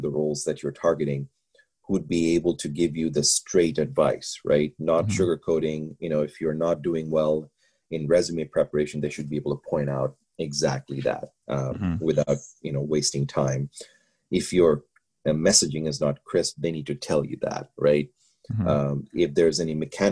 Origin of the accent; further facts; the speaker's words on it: Bangladesh; moved away; I'm from Bangladesh